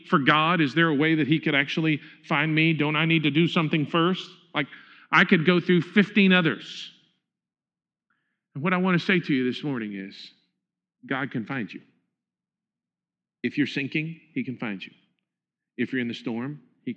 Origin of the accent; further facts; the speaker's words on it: Huntsville, United States; The house that I grew up in Huntsville